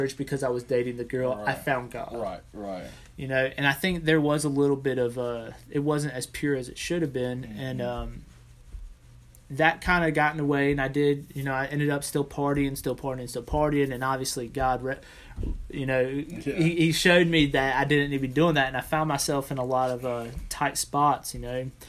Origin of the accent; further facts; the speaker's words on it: South Georgia, United States; also born or lived in Chicago, Illinois; I was born in Chicago and found myself in South Georgia due to my father's work in aviation